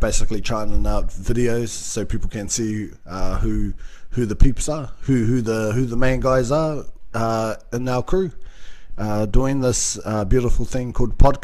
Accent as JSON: {"language": "English", "country": "New Zealand", "said": "I'm a Kiwi"}